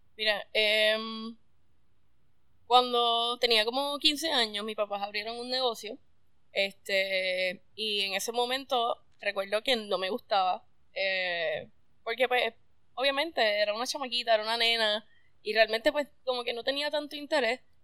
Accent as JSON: {"language": "Spanish", "town": "Mayagüez", "country": "Puerto Rico", "tie": "born or raised there", "also_born_or_lived": "San Juan", "moved": "as an adult", "said": "me fui como a los 18, yo soy del área oeste, nací en Mayagüez"}